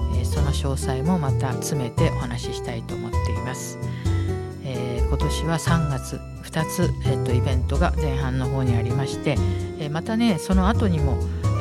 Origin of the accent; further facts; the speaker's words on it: Hikifune, Sumida, Tokyo, Japan; 引き船で生まれ育ったニジェール物語作者